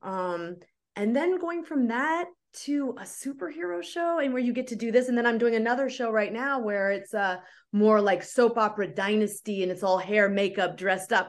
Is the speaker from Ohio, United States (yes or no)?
no; Oakland, California, United States; moved away as an adult; also born or lived in Berkeley, California / Los Angeles, California; I grew up doing theater in the Bay Area. I'm from Oakland